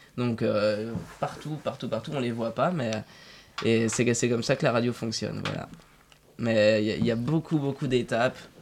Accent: Dijon, Bourgogne-Franche-Comté, France; now in Paris, France; je viens de Dijon

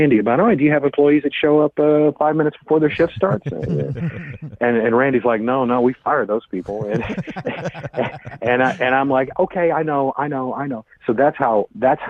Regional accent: West Tennessee, United States; I grew up in West Tennessee

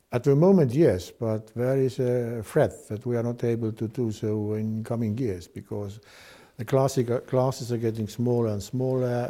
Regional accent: Tartu, Tartu County, Estonia; I'm from Tartu

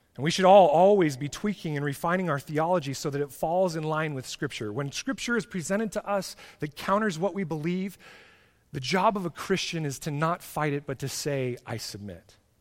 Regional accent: United States; being an American

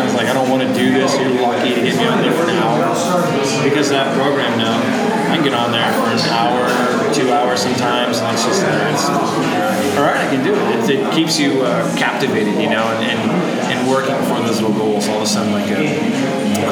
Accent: California, United States; moved away; a buddy of mine I grew up with in California

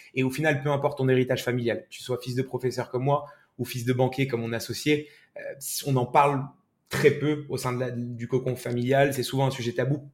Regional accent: Morocco; moved away as an adult; now in France; moi, j'ai grandi au Maroc

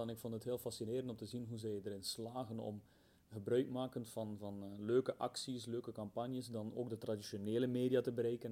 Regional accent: Belgium; ik kom uit België.

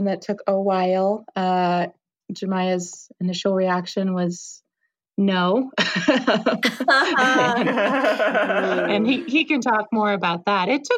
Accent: St. Louis, Missouri, United States; also born or lived in Colorado; now in Boulder, United States; I'm originally from St. Louis.

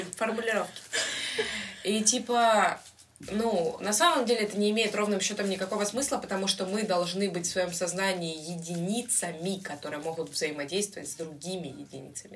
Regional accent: Ukraine; у нас с детства, как бы знаешь, там с первого класса нам втюхивают эту хуйню про то, что Украина бідна доля

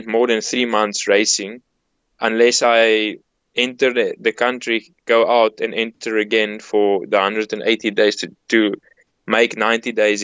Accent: South Africa; as a South African

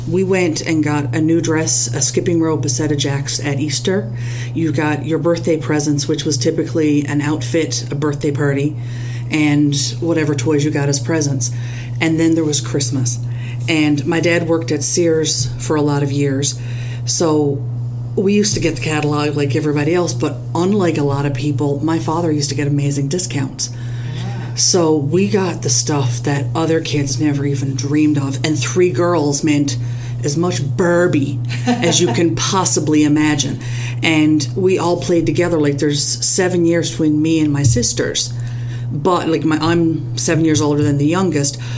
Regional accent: Newfoundland and Labrador, Canada; I was raised very traditionally in Newfoundland, raised Catholic

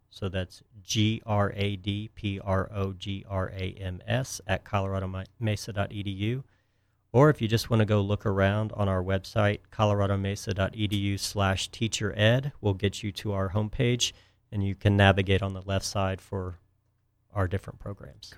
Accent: Houston, Texas, United States; moved away as an adult; also born or lived in Miami, Florida; I grew up in Texas near uh, Houston

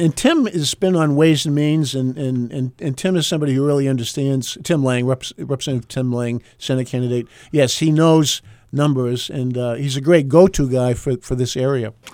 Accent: Groveton, New Hampshire, United States; I'm from Groveton up north

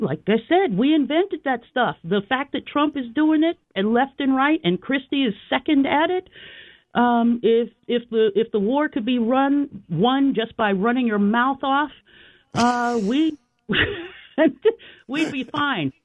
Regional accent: Philadelphia, Pennsylvania, United States; I'm from Philly. I'm a Philly girl. Okay? Born, bred

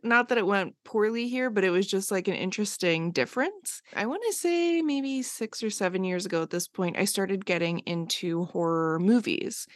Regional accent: Bucks County, outside Philadelphia, Pennsylvania, United States; now in Los Angeles, United States; I grew up just outside of Philly

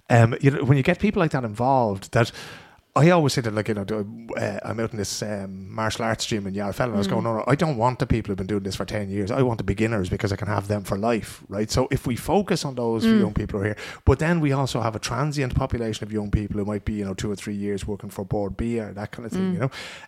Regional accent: Ireland; Because as Irish people, we just sit down there and go, yeah, okay, two people, but we have an organisation.

